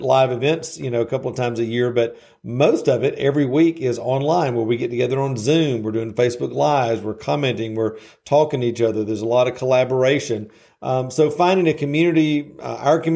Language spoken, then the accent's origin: English; the South, United States; I'm from the South, so I use these little colloquialisms